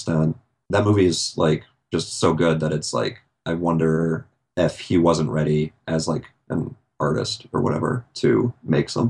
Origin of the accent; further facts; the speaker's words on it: hometown where Dolphin Tale, Florida, United States; That's in my hometown as well